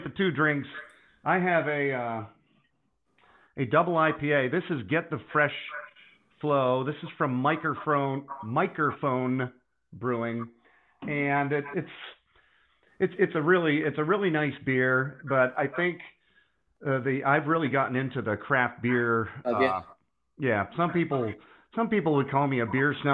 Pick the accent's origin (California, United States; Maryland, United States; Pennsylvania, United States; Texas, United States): Pennsylvania, United States; Pittsburgh; near my hometown, in the Pittsburgh area